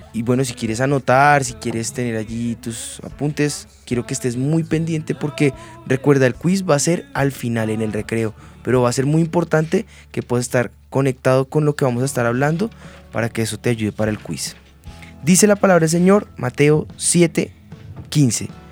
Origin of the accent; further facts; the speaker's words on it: Bogotá, Colombia; nuestra esencia como bogotanos, como rolos, eh, oriundos acá de de Bogotá, en la capital en Colombia